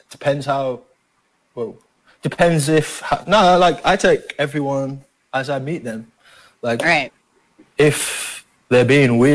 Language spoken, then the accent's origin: English; England, United Kingdom; I'm a foreigner. I'm Filipino. I like I'm brown in where I'm from. Like what? It's, yeah, it's like in my school, I was the only one in my whole year at school that was from that wasn't from like England white.